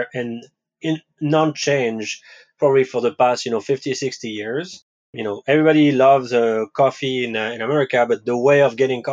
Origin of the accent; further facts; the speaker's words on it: France; English is a second language; moved away as an adult; also born or lived in West Coast, United States; now in New York, United States; I was actually born in France